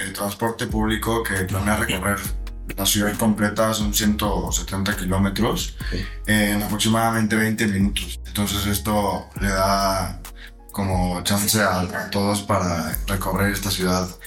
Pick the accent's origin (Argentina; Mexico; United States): Mexico; como mexicano